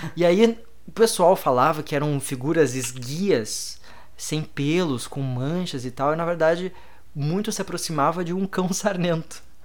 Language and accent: Portuguese; Brazil; eu era do Brasil